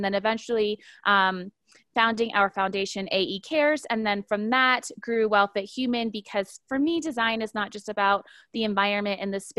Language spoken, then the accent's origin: English; Honolulu, Hawaii, United States; I'm originally from Honolulu, Hawaii, but I was raised sort of an Air Force kid and have been living most of my adult life in the U.S. in the state of Colorado